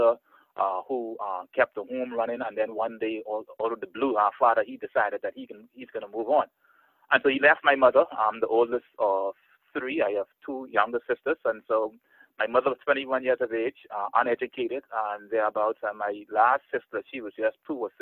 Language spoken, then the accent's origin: English; Bahamas